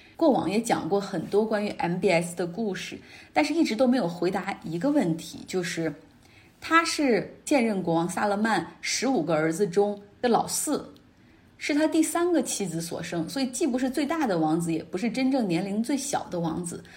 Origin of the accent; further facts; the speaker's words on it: Northeast China, China; accent: Northeastern; 我们东北话